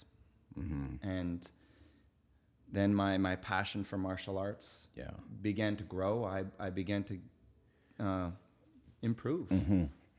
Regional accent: Winnipeg, Manitoba, Canada; We lived in a biker clubhouse growing up in Winnipeg, Manitoba.

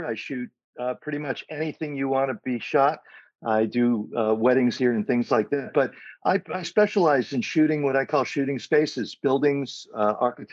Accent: Sacramento, California, United States; also born or lived in Los Angeles; now in La Ventana, Mexico; I'm from Sacramento, California

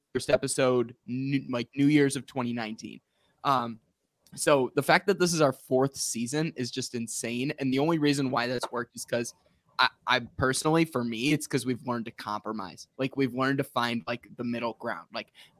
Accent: Rockford, Illinois, United States; moved away; where I grew up in Rockford

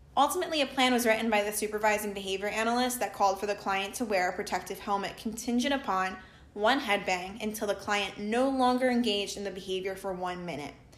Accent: Jersey Shore, New Jersey, United States; I was also born and raised on the Jersey Shore where I continue to reside.

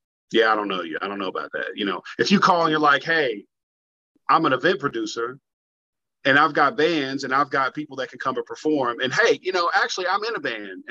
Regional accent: Kentucky, United States; also born or lived in Florida; I'm Kentucky-based right now. I'm born and raised here.

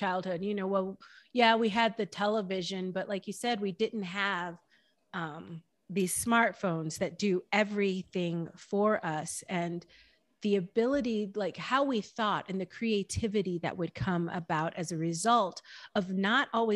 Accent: Champaign, Illinois, United States; moved away; also born or lived in Panama; I didn't grow up around necessarily a lot of nature growing up in Champaign, Illinois

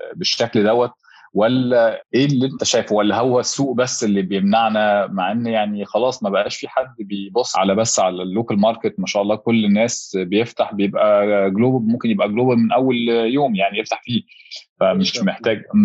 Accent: Egypt

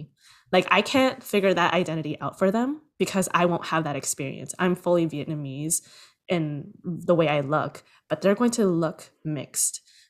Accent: Toronto, Ontario, Canada; I am originally born and raised in Toronto

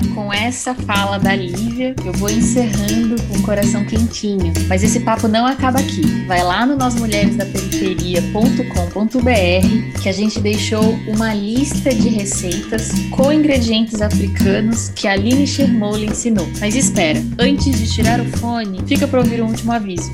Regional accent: Pernambuco, Brazil; now in São Paulo, Brazil; A minha família mora em São Paulo, mas nós nascemos em Pernambuco

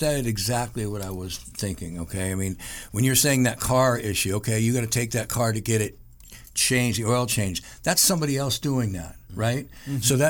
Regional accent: San Francisco, California, United States; now in Los Angeles, United States; One of my best friends that I grew up in high school with, we came from San Francisco out here together

